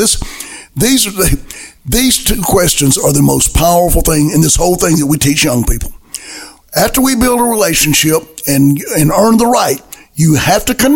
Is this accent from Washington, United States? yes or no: no; Alabama, United States; I came from Alabama